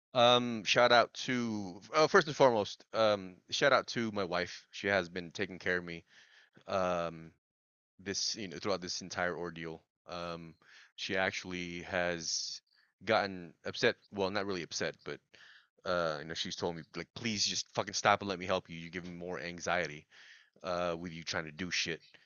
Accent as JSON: {"language": "English", "country": "Philippines", "said": "I'm Filipino"}